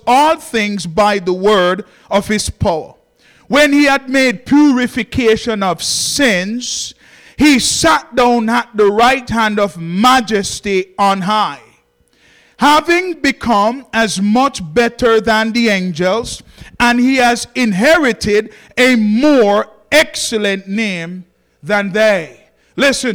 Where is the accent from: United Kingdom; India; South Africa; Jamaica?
Jamaica; I'm from Jamaica